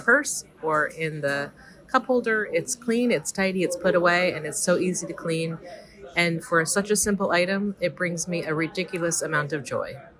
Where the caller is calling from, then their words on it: New Jersey, United States; calling from New Jersey.